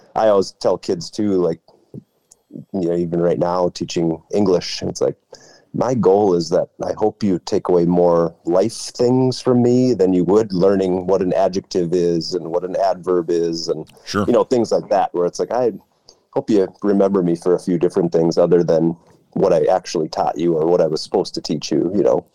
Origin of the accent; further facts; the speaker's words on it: Albany, Minnesota, United States; I grew up in Albany, Minnesota